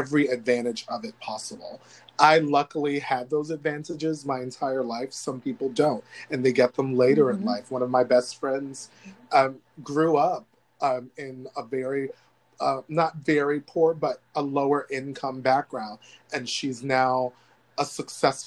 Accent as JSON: {"language": "English", "country": "United States", "said": "The United States of America is my home, but it doesn't want me here"}